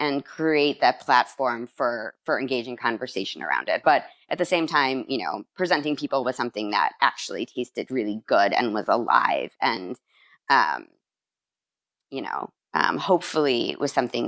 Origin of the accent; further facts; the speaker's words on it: Chicago, Illinois, United States; moved away; also born or lived in Miami; I'm originally from Chicago